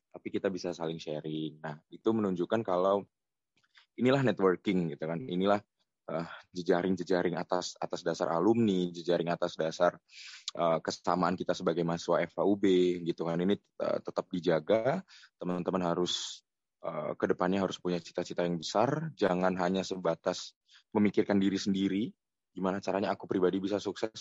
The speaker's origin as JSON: {"language": "Indonesian", "town": "Gresik", "region": "East Java", "country": "Indonesia", "tie": "born or raised there", "also_born_or_lived": "Malang", "moved": "as an adult", "lives_now": "Jakarta, Indonesia", "said": "aku kan asli Gresik ya. Gresik juga ya di kota di Jawa Timur"}